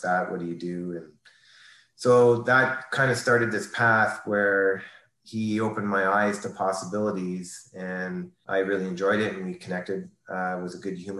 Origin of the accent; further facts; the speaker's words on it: New Liskeard, Ontario, Canada; moved away; also born or lived in Toronto; formative years, small town, Northern Ontario, little town of 5,000 people at the time, New Liskeard, Ontario, born in Toronto only for a year or two, then up to New Liskeard